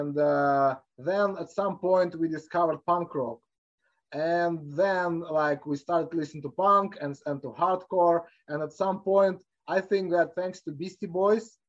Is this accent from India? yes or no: no; Moscow, Russia; When we were growing up in Russia